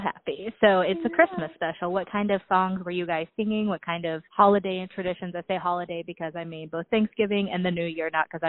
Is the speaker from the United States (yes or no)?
yes; Alabama, United States; now in Florida, United States; I'm from Alabama, and now I live in Florida